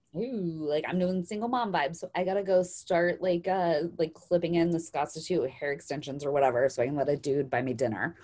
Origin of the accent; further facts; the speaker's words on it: Idaho, United States; now in Arizona, United States; I'm growing up in Idaho